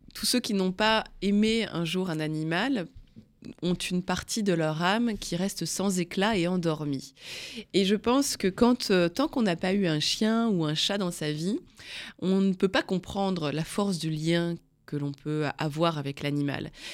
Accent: the North, Hauts-de-France, France; je viens d'une famille picarde, hein, je viens du Nord

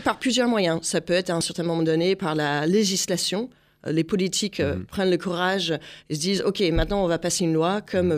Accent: United States; now in France; je suis américaine

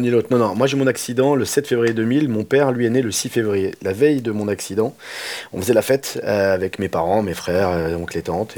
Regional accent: France; moi je suis français

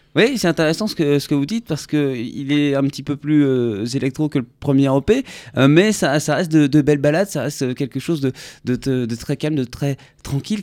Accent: France; nouveaux qui arrivent chez nous en France

